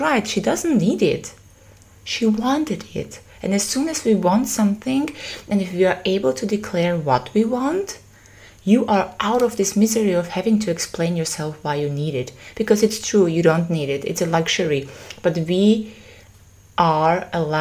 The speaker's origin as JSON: {"language": "English", "region": "Vienna", "country": "Austria", "said": "I am from Vienna"}